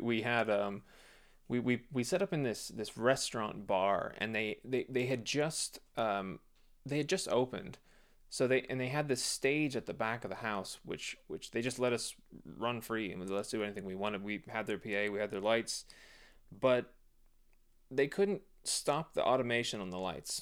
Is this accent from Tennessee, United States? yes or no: no; Phoenix, Arizona, United States; born or raised there